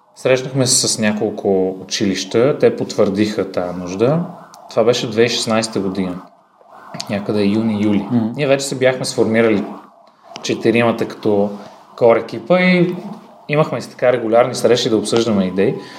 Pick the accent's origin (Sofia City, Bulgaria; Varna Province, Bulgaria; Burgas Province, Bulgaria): Sofia City, Bulgaria; Sofia; съм роден в София на 27 години съм